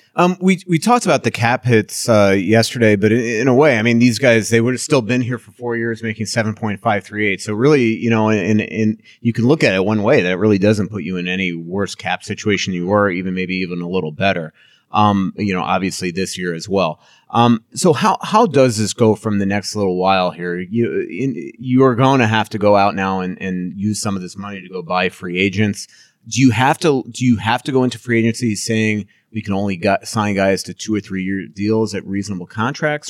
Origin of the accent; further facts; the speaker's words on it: Long Island, New York, United States; I grew up in Long Island